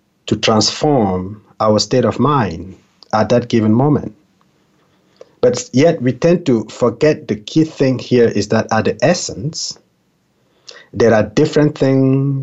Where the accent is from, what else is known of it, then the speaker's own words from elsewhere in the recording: Cameroon; English is a second language; moved away; I was born in Cameroon, a very tiny country in Central Africa. I remember, even as a child being in Cameroon